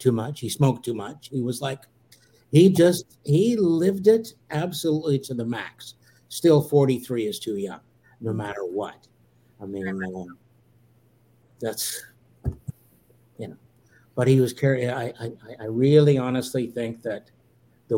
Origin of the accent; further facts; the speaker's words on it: Canada; I'm a Canadian, and I work in 99. My work is out of Canada